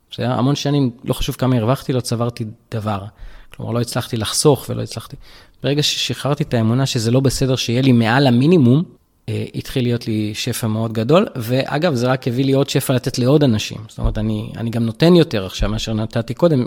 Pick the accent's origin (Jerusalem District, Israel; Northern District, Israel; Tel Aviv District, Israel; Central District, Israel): Tel Aviv District, Israel; Tel Aviv-Yafo; גדלתי ביפו ג'